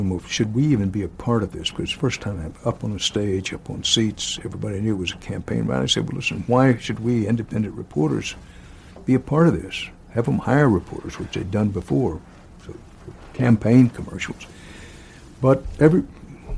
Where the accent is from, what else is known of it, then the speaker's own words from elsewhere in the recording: Houston, Texas, United States; moved away; Houston is my hometown. I grew up there, was in radio there and television there for years